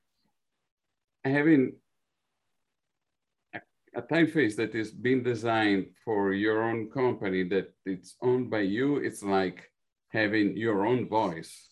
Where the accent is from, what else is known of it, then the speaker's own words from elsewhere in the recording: Italy; now in New York, United States; being an Italian. I was born in Italy and now I live in New York